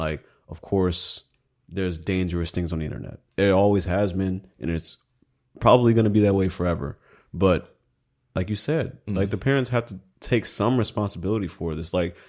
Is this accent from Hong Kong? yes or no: no; Singapore; No, I'm from Singapore.